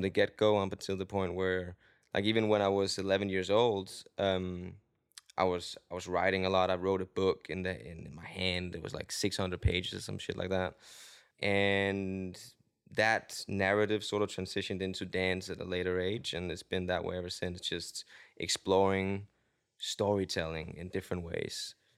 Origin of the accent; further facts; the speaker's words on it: Denmark; English is a second language; moved away as an adult; also born or lived in London; now in Los Angeles, United States; I am from Denmark